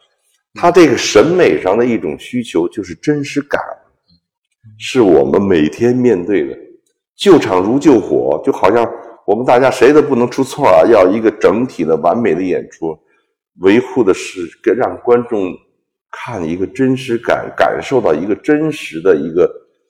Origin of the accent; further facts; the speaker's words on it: Beijing, China; 我从小在这剧院长大